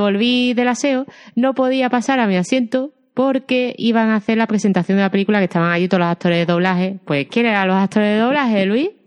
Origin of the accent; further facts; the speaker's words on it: Andalusia, Spain; accent: Andalusian; mi acento andaluz